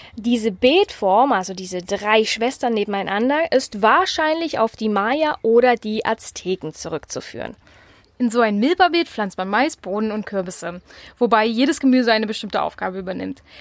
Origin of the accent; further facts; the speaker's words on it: Mecklenburg-Vorpommern, Germany; bei uns in Mecklenburg-Vorpommern